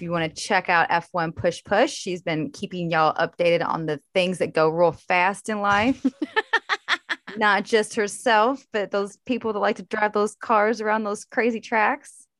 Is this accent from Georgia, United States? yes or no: no; La Grange, Kentucky, United States; I am from a very small town, um, I grew up mostly in LaGrange